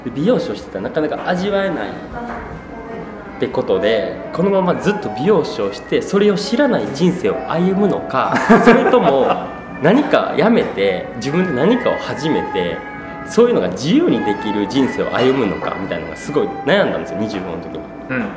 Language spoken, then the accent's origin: Japanese; Shiga, Japan; born or raised there; moved away as an adult